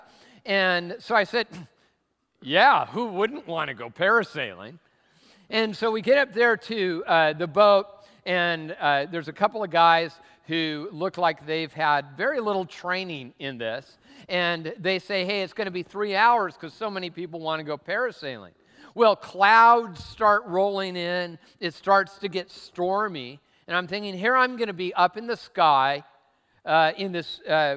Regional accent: Tacoma, Washington, United States; I'm from Tacoma

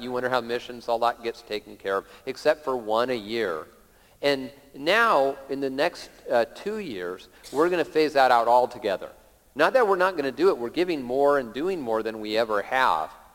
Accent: Lakewood, Washington, United States; when I was a little kid, uh, uh growing up in Lakewood, south of Tacoma

